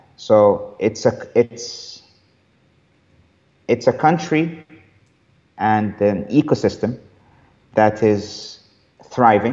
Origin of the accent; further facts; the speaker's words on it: Cairo, Cairo Governorate, Egypt; this is my home country or this is my hometown